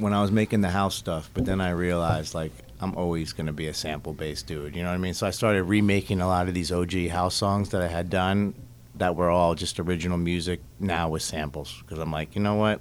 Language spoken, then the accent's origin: English; Philadelphia, Pennsylvania, United States; moved away as an adult; also born or lived in Boston / New York / Las Vegas; we, we grew up together in Philly, so our, our life like totally went the same path. Like grew up in Philly, college in Boston, oh. moved to New York, Vegas.